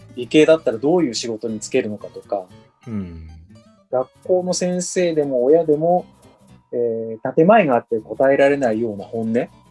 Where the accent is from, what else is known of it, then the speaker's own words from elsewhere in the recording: Hamamatsu, Shizuoka, Japan; also born or lived in Kanto; 20代は関東の方で仕事してました。30になってどうするか迷って、まあ、戻ってきました